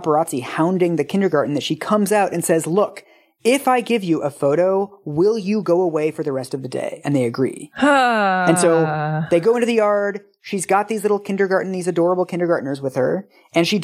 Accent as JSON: {"language": "English", "region": "West Coast", "country": "United States", "said": "I am from the West Coast."}